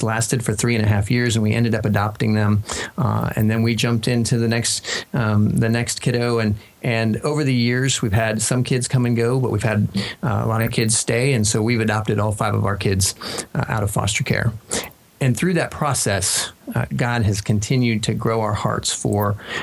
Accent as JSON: {"language": "English", "region": "Kansas", "country": "United States", "tie": "born or raised there", "also_born_or_lived": "Denver", "moved": "as an adult", "said": "We grew up in Kansas."}